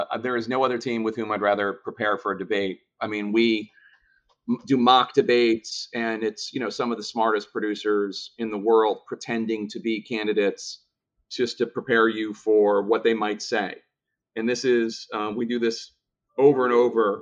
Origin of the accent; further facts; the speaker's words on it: Philadelphia, Pennsylvania, United States; in Philadelphia, my hometown